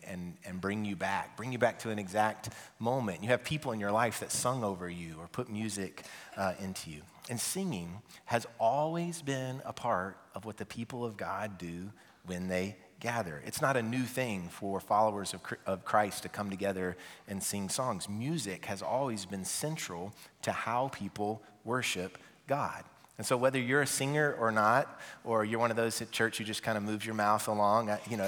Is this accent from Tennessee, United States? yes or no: yes; Nashville, Tennessee, United States; also born or lived in Mount Juliet; I'm from Nashville